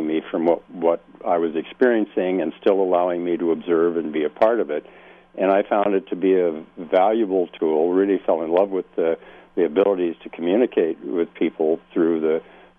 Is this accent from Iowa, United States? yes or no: yes; Dubuque, Iowa, United States; moved away as an adult; also born or lived in Southern California; now in Laguna Beach, United States; I was born in the Midwest and raised there and educated there